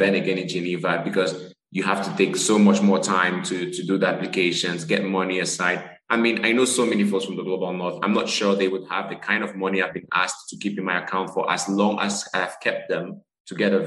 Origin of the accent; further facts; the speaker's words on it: Cameroon; moved away; I'm originally from Cameroon, a physician working in global neurosurgery as well as global surgery